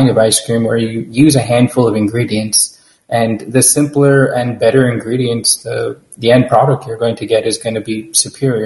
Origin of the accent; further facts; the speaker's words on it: New York, United States; I grew up in New York, so I also have an emotional connection to pizza